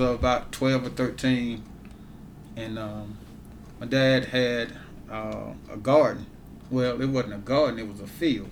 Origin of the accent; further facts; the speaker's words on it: Ware, Mississippi, United States; moved away as an adult; now in Grenada, United States; I'm originally from Ware, Mississippi.